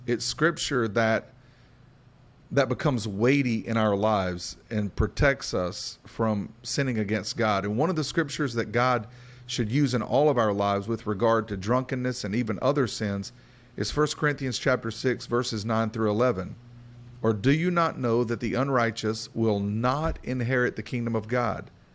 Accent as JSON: {"language": "English", "area": "Appalachian Bible Belt", "region": "the South", "country": "United States", "said": "We come from an Appalachian influenced Bible Belt perspective."}